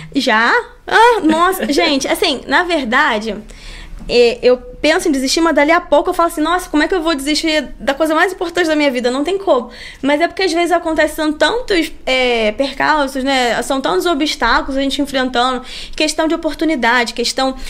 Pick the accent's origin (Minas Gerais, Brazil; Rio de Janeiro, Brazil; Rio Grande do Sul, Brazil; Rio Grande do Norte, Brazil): Rio de Janeiro, Brazil; accent: carioquês